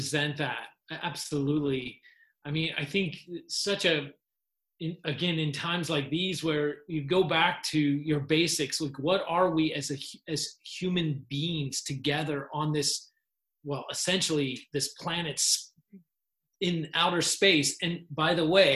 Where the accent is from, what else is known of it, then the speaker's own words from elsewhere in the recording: Hanover, Pennsylvania, United States; moved away as an adult; my hometown Hanover is you know, it, the atmosphere there is like high school football.